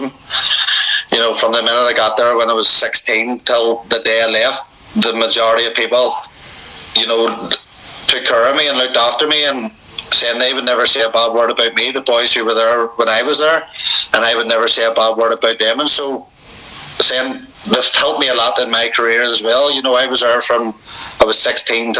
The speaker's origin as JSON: {"language": "English", "town": "Belfast", "region": "Northern Ireland", "country": "United Kingdom", "tie": "born or raised there", "said": "I'm from West Belfast. I never left West Belfast. You know, everything I did was all in my area"}